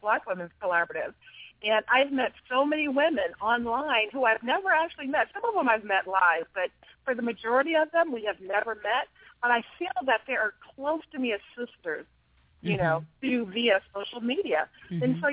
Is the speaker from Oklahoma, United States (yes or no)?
no; Los Angeles, California, United States; moved away as an adult; now in Vancouver, Washington, United States; I'm originally from Los Angeles, California